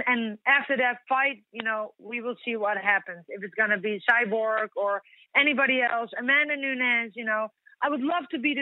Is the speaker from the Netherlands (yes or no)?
yes; Netherlands; here in my hometown where I've been born and raised